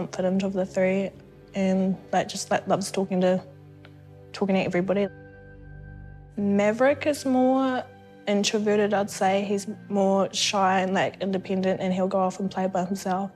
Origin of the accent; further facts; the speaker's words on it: Waikato, New Zealand; I was born in Waikato